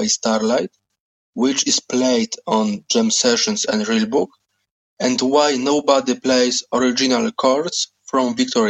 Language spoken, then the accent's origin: English; Poland; I'm from Poland.